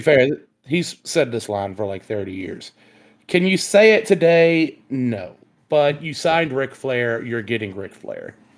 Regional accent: the South, United States; We're from the South

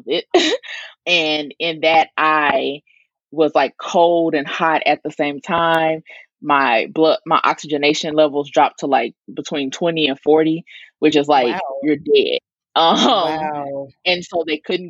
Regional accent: the Delta in Arkansas, United States; I'm from the Delta in Arkansas, right off the Mississippi River

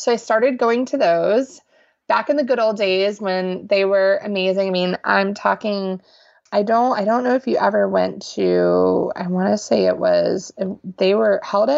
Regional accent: Panama; born there; I was born in Panama in Central America.

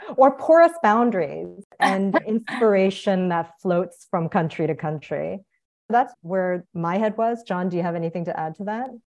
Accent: South Korea; moved away; also born or lived in United States / Guatemala; I was born in Korea, came to the United States, but lived abroad.

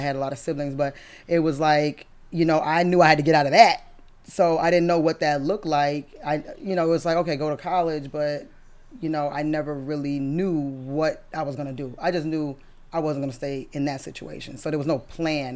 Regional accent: Brockton, Massachusetts, United States; moved away; I'm originally from Brockton, Massachusetts.

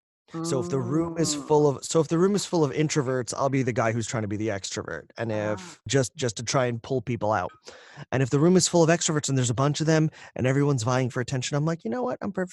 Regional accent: India; someone who could do an Indian accent for a series of books that they had coming from India, and being Indian. I was able to give them an authentic Indian accent

